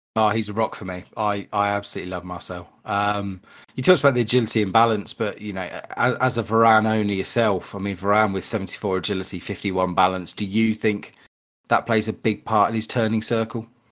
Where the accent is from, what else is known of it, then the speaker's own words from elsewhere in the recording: Berkshire, South East England, United Kingdom; I smashed a few greenhouse windows in the leafy greens of Berkshire